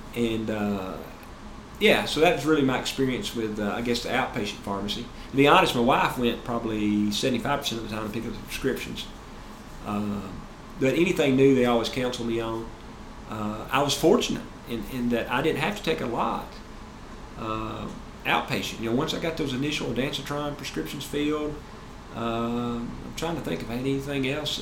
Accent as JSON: {"language": "English", "region": "Tennessee", "country": "United States", "said": "of course I'm from Tennessee"}